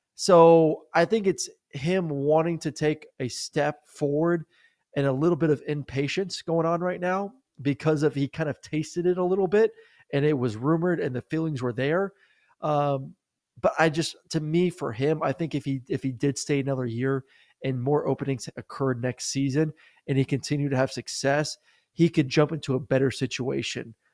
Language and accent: English; Tampa, Florida, United States; U S F, I know it's my hometown team